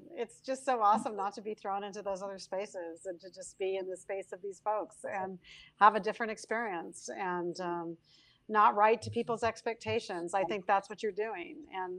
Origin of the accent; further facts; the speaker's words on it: United States; how I see the intersection of being Mexican American and this bigger world in which I swim and how often I feel like I'm in a different place and how I have a foot in both countries.